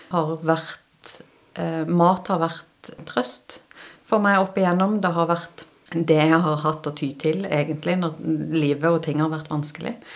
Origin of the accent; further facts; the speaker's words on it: Stavanger, Rogaland, Norway; also born or lived in Bergen / Sørlandet; Nei, jeg er opprinnelig fra Stavanger. Og så får jeg kjeft når jeg kommer hjem til Stavanger, fordi dialekten min er ganske ødelagt.